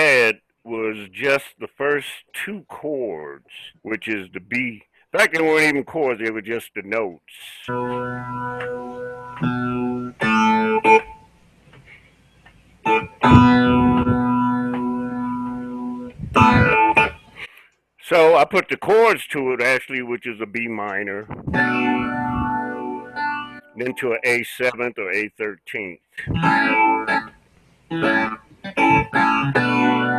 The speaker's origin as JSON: {"language": "English", "town": "Buffalo", "region": "New York", "country": "United States", "tie": "born or raised there", "said": "growing up in Buffalo"}